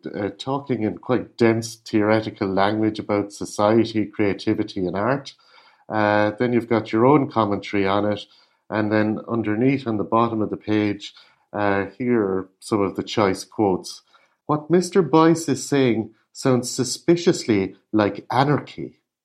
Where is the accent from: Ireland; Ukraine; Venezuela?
Ireland; I'm an Irish artist